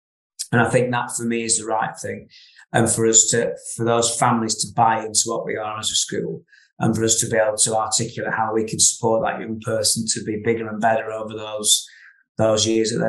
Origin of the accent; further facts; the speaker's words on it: Ribble Valley, Lancashire, North West England, United Kingdom; having grown up sort of in the River Valley for most of my life